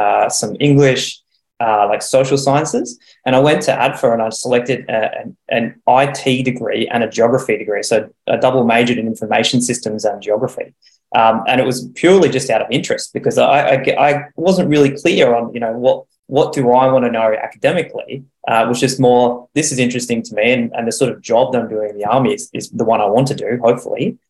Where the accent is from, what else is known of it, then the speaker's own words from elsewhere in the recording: Adelaide, South Australia, Australia; I grew up in Adelaide, and my family are all still based there